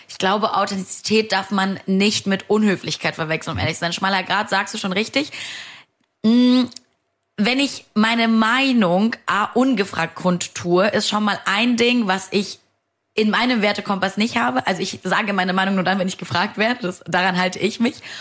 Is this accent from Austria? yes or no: no; Moldova; also born or lived in Saarland, Germany; now in Germany; Ich bin gebürtig aus Moldawien.